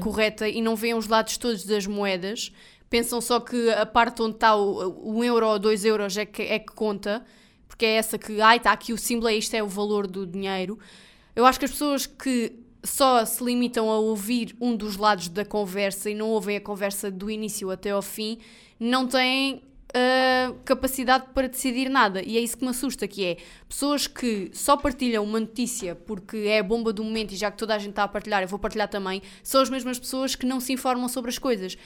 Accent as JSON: {"language": "Portuguese", "country": "Portugal", "said": "eu sou português do Portugal"}